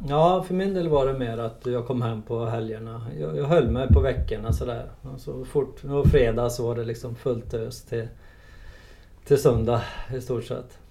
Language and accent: Swedish; Trollhättan, Västra Götaland, Sweden; född och uppvuxen i Trollhättan